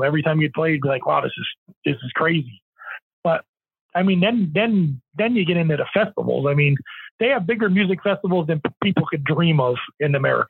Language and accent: English; Manitoba, Canada; headlining. we're from Manitoba, you know what I mean?